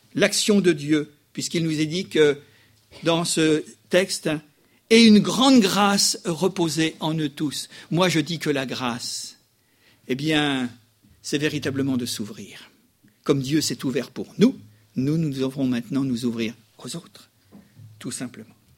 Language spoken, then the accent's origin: French; France; chez nous, en France